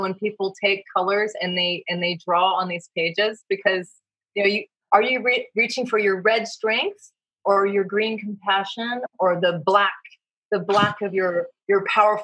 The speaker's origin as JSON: {"language": "English", "region": "Virginia", "country": "United States", "tie": "born or raised there", "also_born_or_lived": "West Coast", "moved": "yes", "said": "I grew up in Virginia in the Blue Ridge Mountains"}